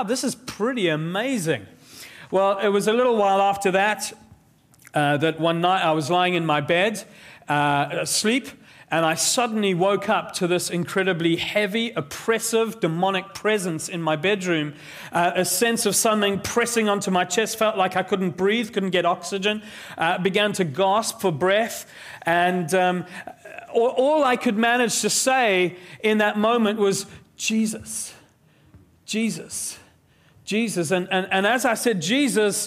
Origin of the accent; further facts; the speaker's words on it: South Africa; I grew up in South Africa